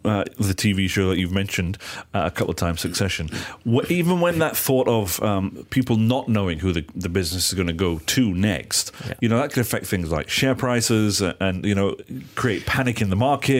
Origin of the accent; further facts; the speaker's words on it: England, United Kingdom; I'll put my hand up here as an Englishman